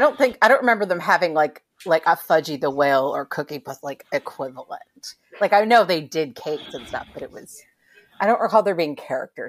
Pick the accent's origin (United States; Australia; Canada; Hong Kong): United States; California